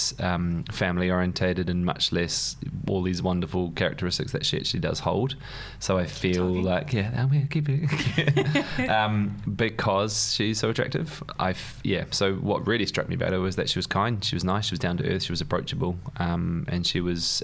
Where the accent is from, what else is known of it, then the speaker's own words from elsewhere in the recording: New Zealand; moved away as an adult; now in London, United Kingdom; as you can probably tell by the accent, I grew up in New Zealand, but I wasn't born there